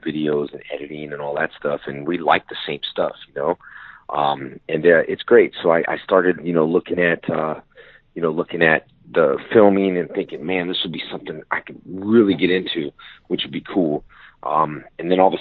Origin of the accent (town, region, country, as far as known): West Covina, California, United States; born or raised there